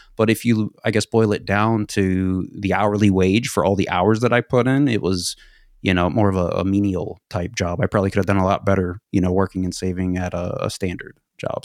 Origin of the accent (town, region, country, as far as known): United States; also born or lived in Sweden